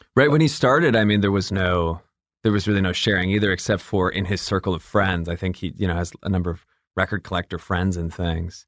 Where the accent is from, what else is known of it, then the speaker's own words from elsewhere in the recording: Atlanta, Georgia, United States; also born or lived in Michigan; from, uh, Michigan, and then I grew up in Atlanta